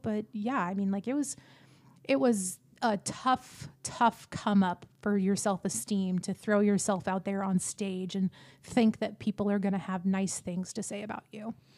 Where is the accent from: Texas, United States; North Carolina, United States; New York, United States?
Texas, United States; Pattison; I am from a little town outside of Houston called Pattison, Texas. That's a town of 300 people. Um, I grew up there from like the ages of four to 18.